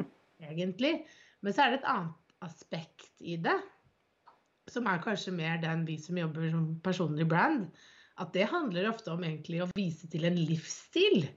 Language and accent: Norwegian; Bærum, Akershus, Norway; now in Drammen, Norway; der hvor jeg er fra, jeg er fra Bærum